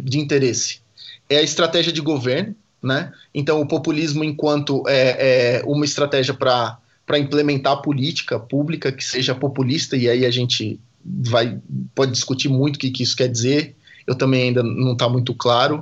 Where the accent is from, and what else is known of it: Brazil